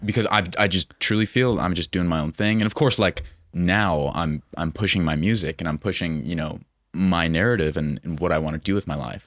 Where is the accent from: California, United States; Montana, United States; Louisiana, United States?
Montana, United States; Billings; born and raised in Montana, twenty-four years old, from Billings